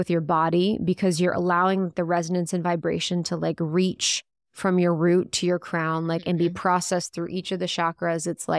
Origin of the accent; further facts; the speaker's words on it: Ohio, United States; I'd lived in Chicago. I'm from the Midwest, from Ohio. So my voice was totally different.